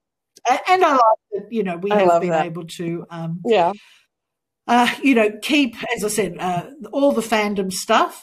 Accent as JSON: {"language": "English", "town": "Melbourne", "region": "Victoria", "country": "Australia", "tie": "born or raised there", "said": "my hometown of Melbourne"}